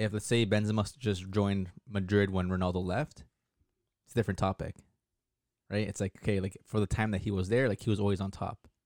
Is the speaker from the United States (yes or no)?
no; Canada; back home in Canada